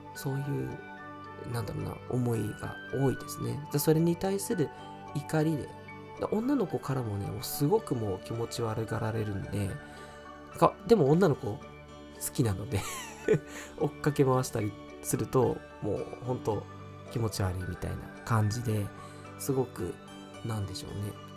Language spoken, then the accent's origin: Japanese; Fuchu, Tokyo, Japan; also born or lived in Kitakyushu, Fukuoka; 私生まれは東京で育ちも東京なんですけど